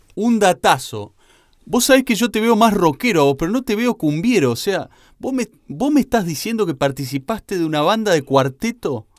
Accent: San Vicente, Santa Fe, Argentina; somos los dos de la provincia Invencible de Santa Fe. Eh, yo soy de San Vicente

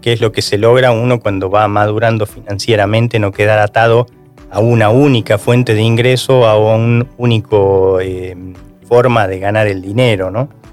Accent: Argentina

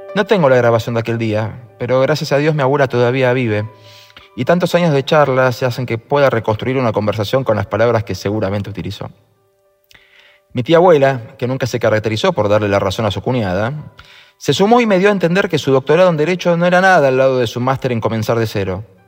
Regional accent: Argentina; en mi país, los que crecimos con democracia

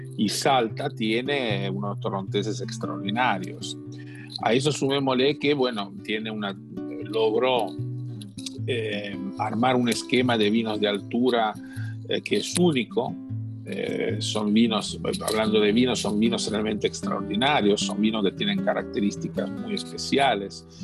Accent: Italy; Spanish is a second language; moved away as an adult; now in Argentina; yo soy, soy italiano y cuando cuando tenía casi 30 años decidí hacer un cambio en mi vida

